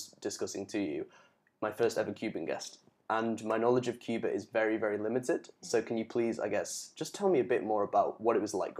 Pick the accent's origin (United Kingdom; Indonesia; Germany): United Kingdom; Even as someone who's British